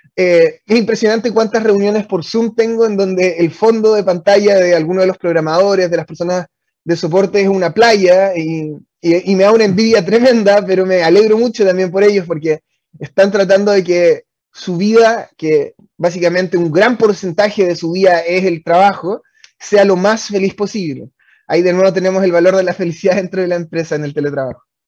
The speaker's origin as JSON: {"language": "Spanish", "town": "Osorno", "region": "Los Lagos", "country": "Chile", "also_born_or_lived": "Santiago, Chile", "moved": "as an adult", "said": "yo soy de Osorno originalmente. Eso significa que cuando me vine a Santiago a estudiar"}